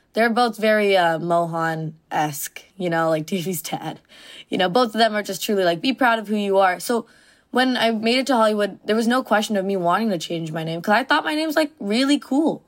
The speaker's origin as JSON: {"language": "English", "town": "Mississauga", "region": "Ontario", "country": "Canada", "tie": "born or raised there", "said": "my suburb of Mississauga"}